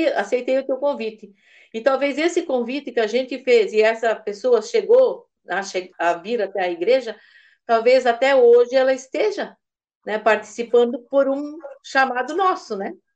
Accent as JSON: {"language": "Portuguese", "town": "Massaranduba", "region": "Santa Catarina", "country": "Brazil", "said": "Eu sou do município de Mastaranduba"}